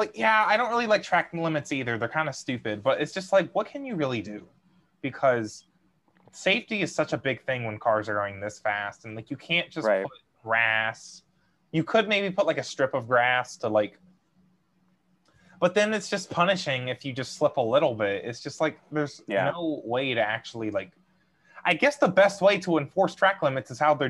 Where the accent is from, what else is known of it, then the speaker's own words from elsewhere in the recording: United States; as an American.